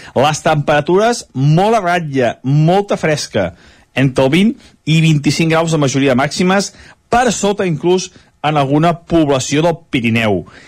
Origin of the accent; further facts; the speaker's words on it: Sant Feliu de Codines, Catalonia, Spain; Sant Feliu Codines, el meu poble